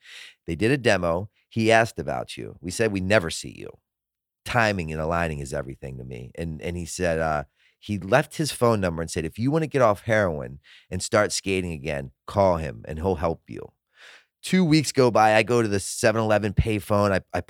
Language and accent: English; Baltimore, Maryland, United States; I'm coming from Baltimore, fresh out of like the fucking shooting gallery in these abandoned houses.